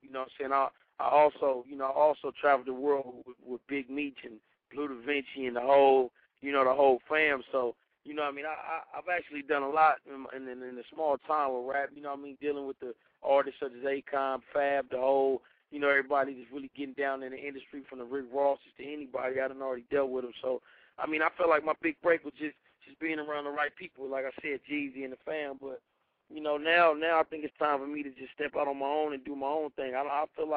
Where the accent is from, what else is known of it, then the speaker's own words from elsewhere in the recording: Carson, California, United States; I'm from the West Coast, man. Carson, California, baby